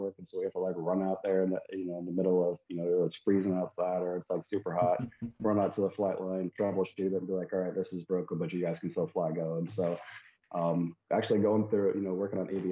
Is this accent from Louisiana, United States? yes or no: no; St. Petersburg, Florida, United States; moved away as an adult; also born or lived in Virginia / California / Colorado; I'm originally from Florida, St. Petersburg area. So I lived in Florida for about 18 years, joined the Navy